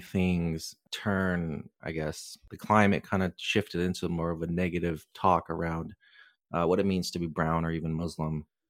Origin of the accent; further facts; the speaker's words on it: Canada; my parents emigrated, uh, to Canada in the seventies and I was born in Canada.